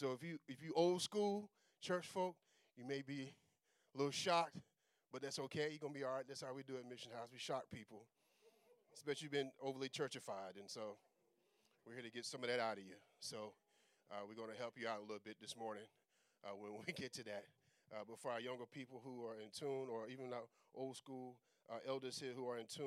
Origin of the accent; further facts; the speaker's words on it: Tarrant, Alabama, United States; I grew up in Birmingham, Alabama. Specifically, I grew up in Tarrant, Alabama, which is just outside of Birmingham